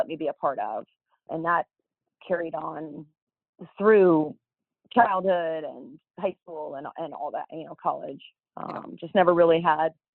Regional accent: Los Angeles, California, United States; I grew up in Southern California, a suburb of Los Angeles, Northridge, California

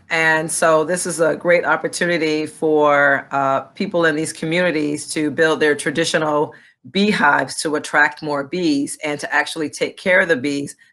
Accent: Rwanda; my mother married my father. Uh, uh, who is from Burundi, but you know we grew up in Rwanda. But I'm actually a princess.

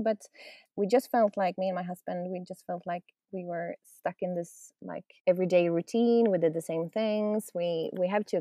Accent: Sweden; We're from Sweden, so we've been up north in Sweden

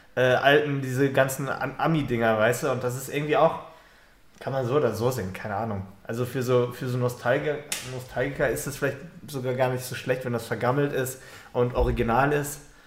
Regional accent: Germany; als Deutscher

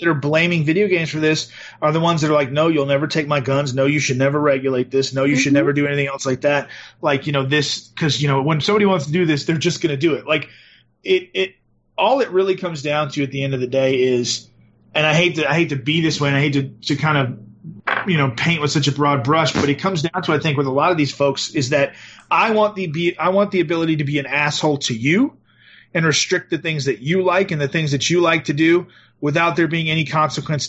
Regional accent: the South, United States; I was raised in the South.

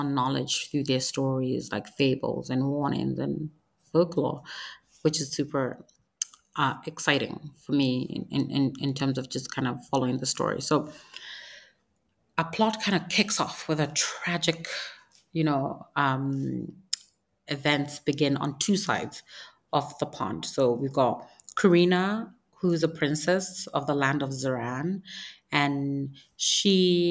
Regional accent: Nigeria; I'm Nigerian. It's important that I uphold the traditions of my people

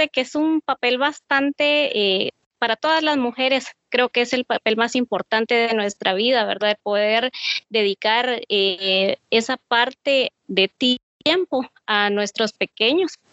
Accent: Mazatenango, Suchitepéquez, Guatemala; soy de Mazatenango, Suchitepeques

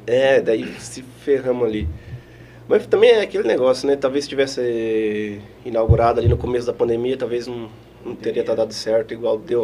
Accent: Eldorado, Mato Grosso do Sul, Brazil; moved away as an adult; also born or lived in Itaquiraí, Mato Grosso do Sul; now in Marechal Cândido Rondon, Brazil; nasci em Itaquiraí, sou natural de Itaquiraí, e morei a minha vida toda em Eldorado, até antes de vir pra cá

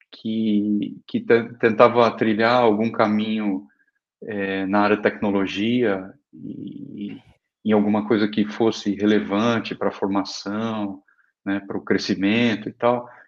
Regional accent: Araraquara, São Paulo, Brazil; Eu sou eu sou do eu sou do interior de São Paulo, de Araraquara.

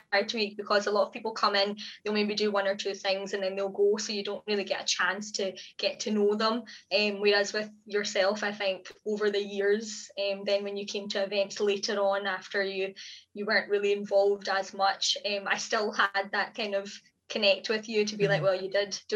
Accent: Glasgow, Scotland, United Kingdom; also born or lived in Oman; We were born and brought up in Glasgow, but my mum and dad lived in Oman for 14 years, so we were kind of constantly back and forth, like half the year in Glasgow, half the year in Oman for a good few years

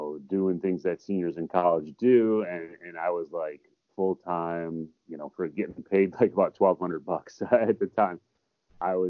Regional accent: Buffalo, New York, United States; I grew up in near Buffalo, New York.

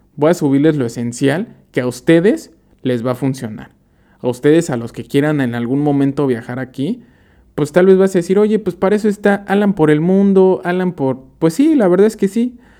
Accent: Mexico; moved away as an adult; now in Amsterdam, Netherlands; nosotros como mexicanos

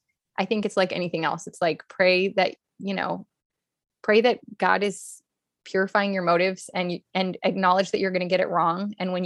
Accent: Hollywood, California, United States; And then I've also got the growing up in Hollywood

